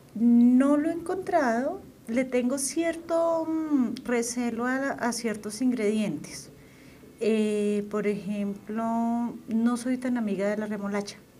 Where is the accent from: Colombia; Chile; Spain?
Colombia; Boyacá; de donde yo soy, la zona de Boyacá